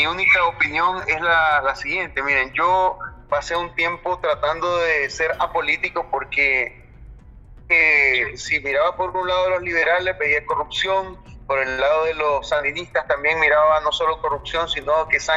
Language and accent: Spanish; Managua, Nicaragua; yo tengo 38 años, soy nicaragüense, soy managua, toda mi vida nací aquí, he luchado en este país, vengo de una familia pobre